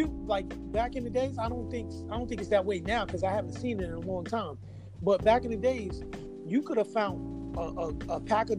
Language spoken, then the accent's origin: English; Rockaway, New York, United States; It was different, like growing up in Rockaway. It was a lot different.